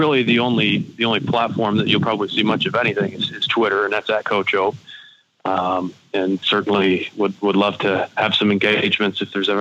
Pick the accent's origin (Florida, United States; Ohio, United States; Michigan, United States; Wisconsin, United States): Michigan, United States; Saginaw; where I grew up in Saginaw